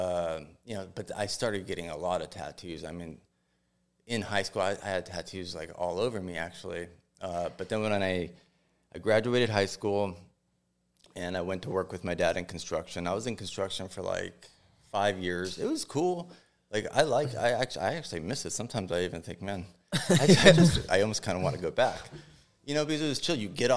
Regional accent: Los Angeles, California, United States; I was born and raised in San Fernando Valley

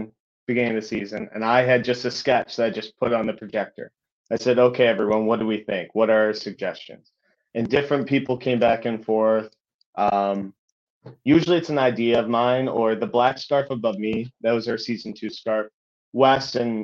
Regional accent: United States; as an American Celtic supporter

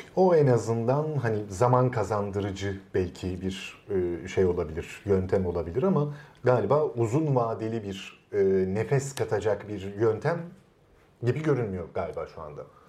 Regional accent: Istanbul, Turkey; İstanbul'un kitaba erişimi olmayan bir Taşra mahallesinde büyüdüm ben

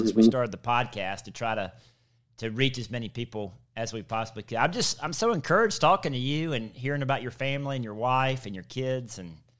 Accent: South Mississippi, United States; I grew up in South Mississippi

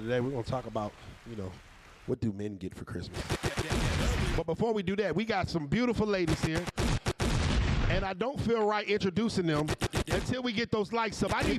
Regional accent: Virginia, United States; I'm from Virginia.

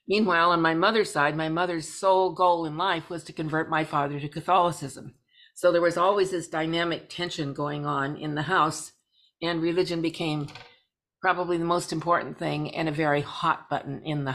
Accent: Pacific Northwest, United States; moved away as an adult; now in Alameda County, United States; And my family does come from the Pacific Northwest. So as soon as Dad got out of the Navy, we hied ourselves back north, and I grew up in the Pacific Northwest.

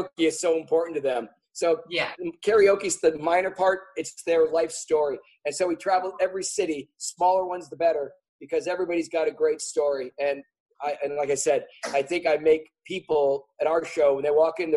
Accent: Wisconsin, United States; now in Los Angeles, United States; my home state of Wisconsin

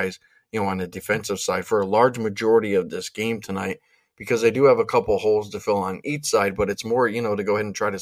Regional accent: Pennsylvania, United States; I'm from Pennsylvania

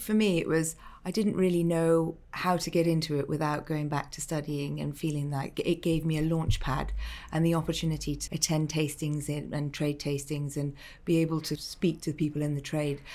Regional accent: Malta; moved away; Growing up in Malta

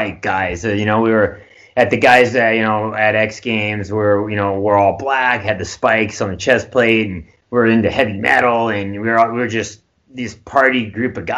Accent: Nebraska, United States; now in California, United States; I grew up in Nebraska

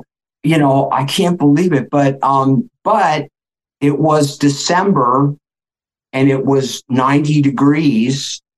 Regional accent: New York City, New York, United States; moved away; also born or lived in Philadelphia / Los Angeles; I was born in Philadelphia. I never lived there. I was there when I was a baby, like I was maybe one. I don't remember anything about it. And then my folks moved to New York City. So basically, my life was New York. And this is like the 60s

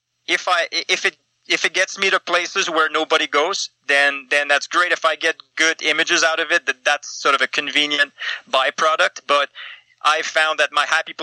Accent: Eastern Canada, Canada; moved away; I'm from Eastern Canada, and I came out to check out the mountains like every Easterner does at some point in their teenage years

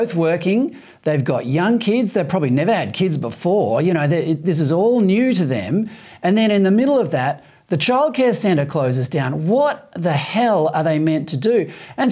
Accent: Western Australia, Australia; I'm the son of a builder, and I come from Western Australia

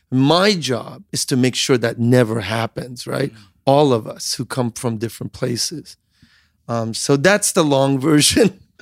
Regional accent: Iran; And I grew up in Iran, like looking at like the $6 million man, Steve Austin.

